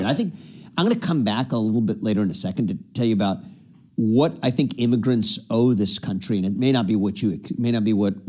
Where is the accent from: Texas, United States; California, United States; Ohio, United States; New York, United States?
Ohio, United States; Cincinnati; I was born and raised here in Cincinnati, Ohio, actually, where we're chatting today, mm-hmm. Not very far from the house where we're taping now. My parents were immigrants from India. They came over 40-some-odd years ago.